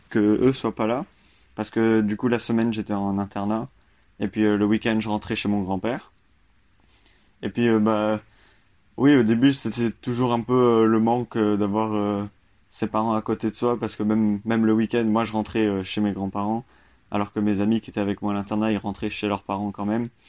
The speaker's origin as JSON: {"language": "French", "town": "Royan", "region": "Nouvelle-Aquitaine", "country": "France", "tie": "born there", "said": "Moi, je suis né en France, à Royan, donc euh, près de Bordeaux, La Rochelle."}